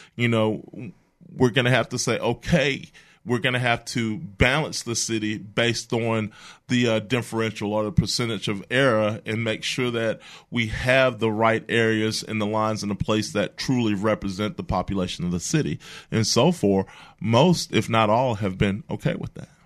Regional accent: Mobile, Alabama, United States; I'm from Mobile, a lifelong resident. Uh, grew up down the bay

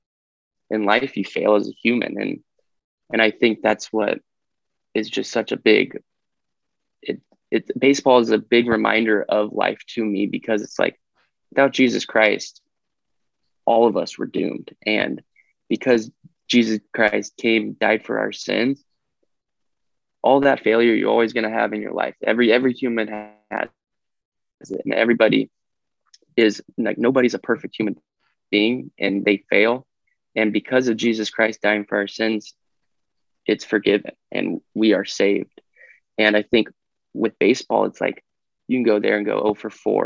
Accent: Fresno, California, United States; I'm from Fresno, California

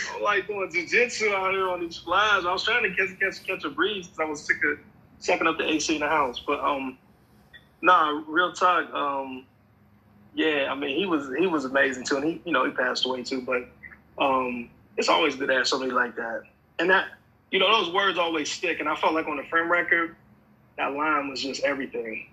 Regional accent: Pennsylvania, United States; also born or lived in Atlanta; now in Los Angeles, United States; I'm originally from Pennsylvania, of course and I moved from there to Atlanta

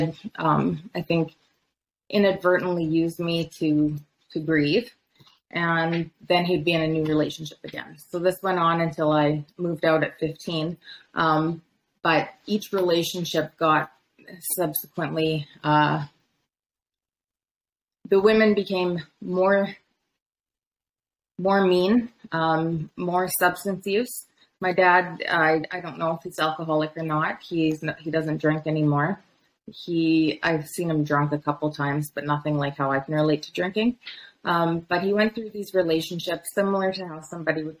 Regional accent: Medicine Hat, Alberta, Canada; I was born in Medicine Hat

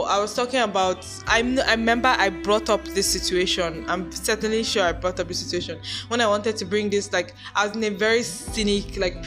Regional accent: Nigeria; I'm Nigerian

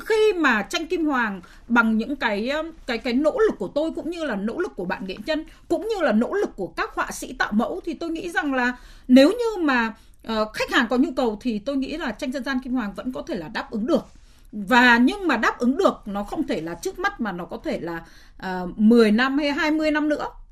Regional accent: Hanoi, Vietnam; tôi là người sinh ra và lớn lên ở Hà Nội

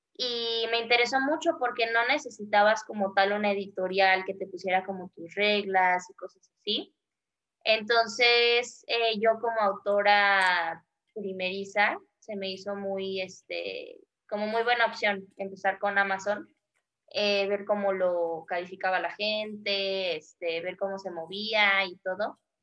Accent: Mexico; nosotros como mexicanos

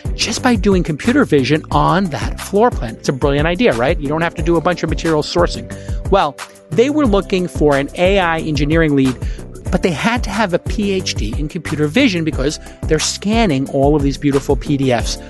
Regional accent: New York City, New York, United States; I was a kid from Brooklyn

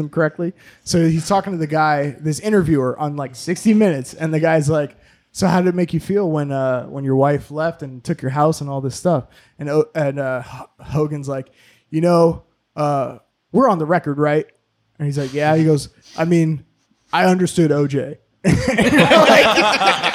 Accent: Florida, United States; I'm from Florida

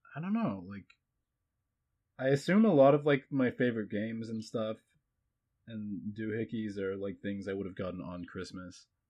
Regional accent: New Zealand; I identify as a New Zealander because I am, but everybody thinks I'm foreign

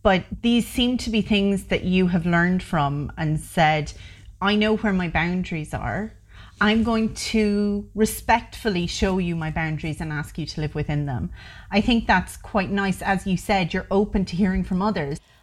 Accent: Ireland; I'm Irish, born in Ireland, of two Irish parents, and I've grown up in Ireland.

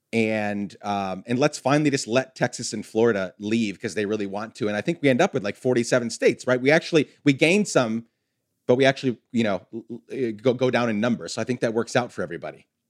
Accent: Guatemala; moved away; I grew up in Guatemala

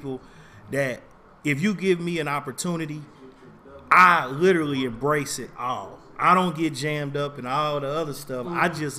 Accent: Kansas City, Kansas, United States; also born or lived in Knob Noster, Missouri; We was in Kansas City, Kansas. I was born and raised in Wyandotte County.

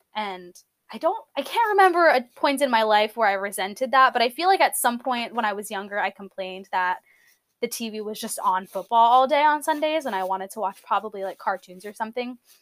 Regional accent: New Jersey, United States; I'm from New Jersey

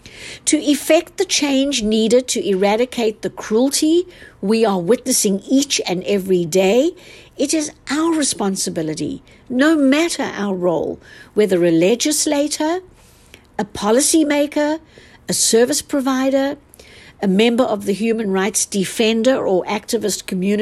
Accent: South Africa; born there; I am a South African-born attorney

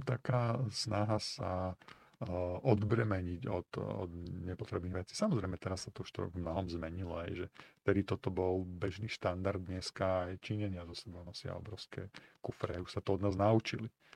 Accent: Slovakia; also born or lived in China; som sa rozhodol, že sa vrátim na Slovensko

